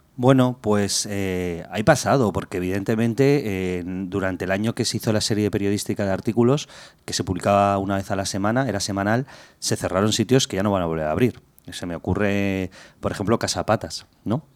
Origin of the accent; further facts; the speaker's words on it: Madrid, Community of Madrid, Spain; Yo he nacido en Madrid, soy madrileño, He vivido muchos años eh, por Madrid en diferentes barrios